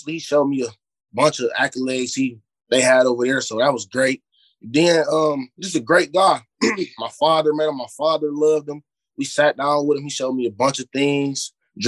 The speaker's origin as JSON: {"language": "English", "town": "Cleveland", "region": "Ohio", "country": "United States", "tie": "born or raised there", "also_born_or_lived": "Euclid, Ohio", "said": "I grew up in Glenville. I've been playing for Glenville since I was 5 until I was 12 or 13. Then I went to Euclid."}